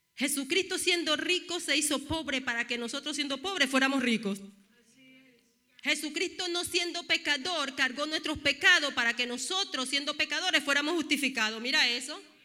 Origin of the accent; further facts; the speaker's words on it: Panama; Soy panameña con cara de dominicana